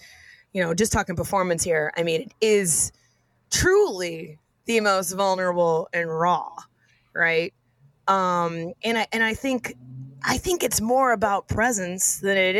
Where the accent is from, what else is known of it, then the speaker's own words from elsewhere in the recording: Austin, Texas, United States; moved away; I'm from Austin, Texas originally.